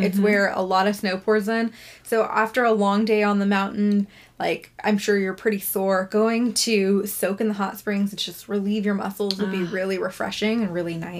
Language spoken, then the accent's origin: English; Northern California, United States; growing up in Northern California and, like, the Tahoe area.